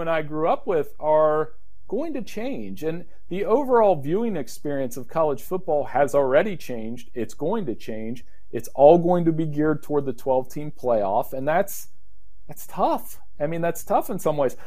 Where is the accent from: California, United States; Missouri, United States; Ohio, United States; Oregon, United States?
Ohio, United States; Central; I grew up in Central Ohio